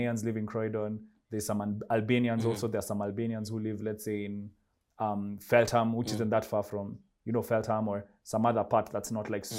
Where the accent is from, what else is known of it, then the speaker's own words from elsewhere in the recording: Kenya; moved away as an adult; I'm African. I'm Kenyan, in fact